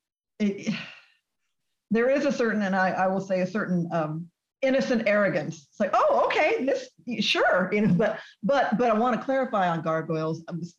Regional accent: Texas, United States; I grew up in Texas

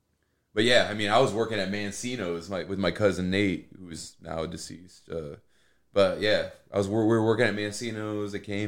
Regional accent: Plymouth, Indiana, United States; I mean, I'm from Plymouth, you know, born and raised.

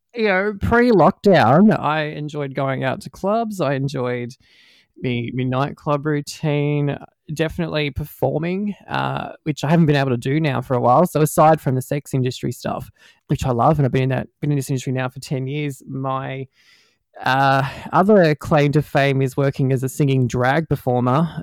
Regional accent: Australia; accent: Aussie; also born or lived in Melbourne, Victoria; my, my Aussie accent's not uh, too too hard for people to, to, to understand.

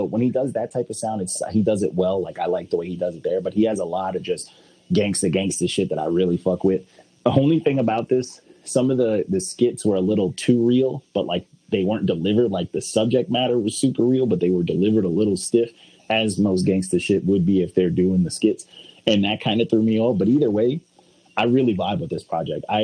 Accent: the South, United States; When you grow up like, in a culture. that's I grew up in the South.

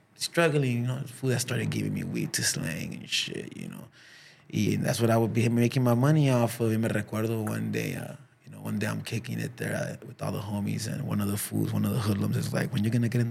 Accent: Los Angeles, California, United States; also born or lived in Huntington Park; when I was a kid in South Central

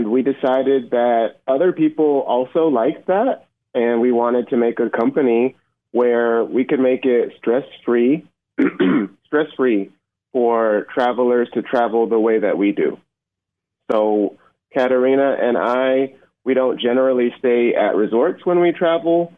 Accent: Atlanta, Georgia, United States; moved away as an adult; also born or lived in Iowa City, Iowa; I grew up in the Atlanta area, but I lived up and down the coast.

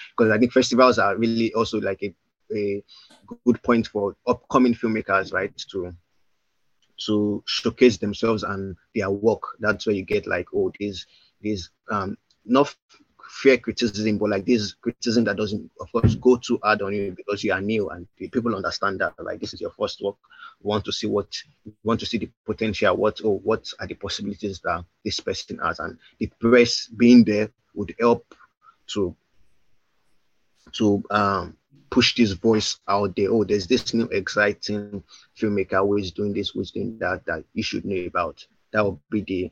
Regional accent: Ibadan, Oyo, Nigeria; I grew up in Ibadan

